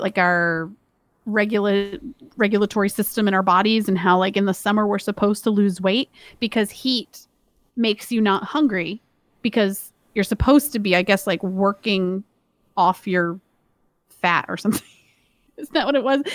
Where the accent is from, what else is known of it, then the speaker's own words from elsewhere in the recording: Georgia, United States; moved away; also born or lived in Maryland; we grew up in Georgia